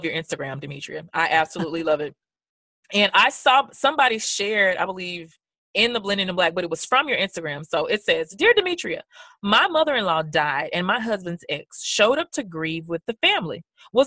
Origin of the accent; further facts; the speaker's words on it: Memphis, Tennessee, United States; I'm from Memphis, Tennessee